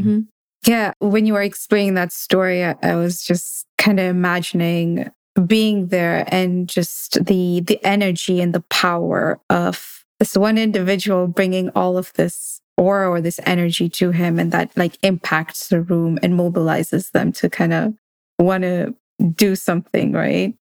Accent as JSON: {"language": "English", "country": "Kenya", "tie": "born or raised there", "moved": "yes", "lives_now": "United States", "said": "as a South Asian woman growing up in Kenya and then moving to the US"}